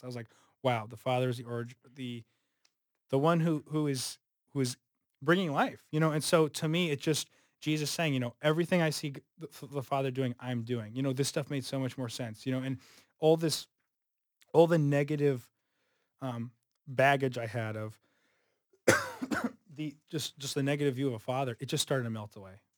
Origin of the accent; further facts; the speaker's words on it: Southern California, United States; now in Chicago, United States; I'm from Southern California.